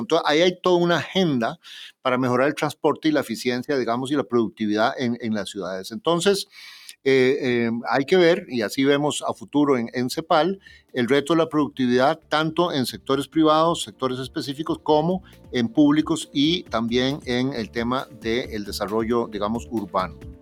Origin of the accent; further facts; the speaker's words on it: Costa Rica; Costa Rica, mi propio país